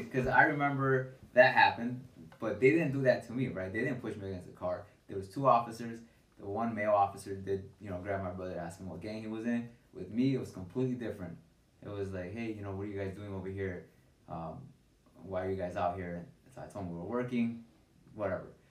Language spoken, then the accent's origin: English; Chicago, Illinois, United States; now in Bridgeview, United States; growing up in Little Village